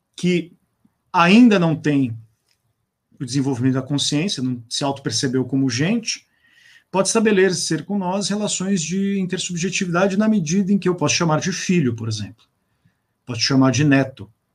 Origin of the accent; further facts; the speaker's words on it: Brazil; nós nos autocompreendemos como brasileiros